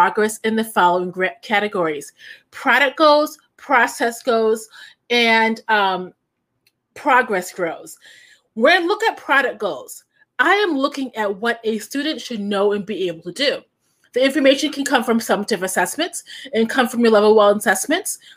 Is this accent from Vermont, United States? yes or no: no; Chicago, Illinois, United States; also born or lived in Indiana; I'm from Indiana, but grew up in Chicago.